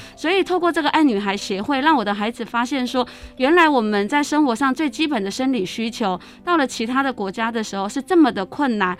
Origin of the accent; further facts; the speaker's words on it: Miaoli County, Taiwan; also born or lived in Taipei; 我来自苗栗哈，从小到大，除了就是在念大学的时候有到台北，其他时间都在苗栗